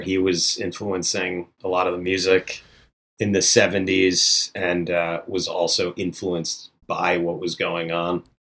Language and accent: English; Florida, United States; now in Queens, New York, United States; I'm from Florida